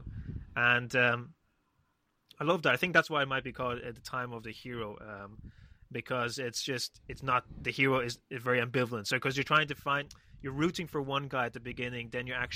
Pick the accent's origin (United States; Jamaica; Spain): Spain; I grew up in Spain